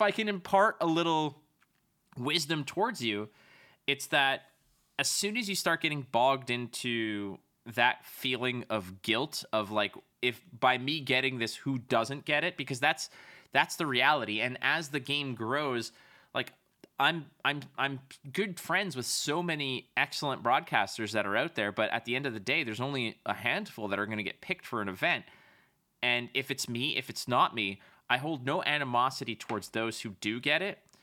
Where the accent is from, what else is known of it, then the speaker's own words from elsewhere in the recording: Canada; I'm a Canadian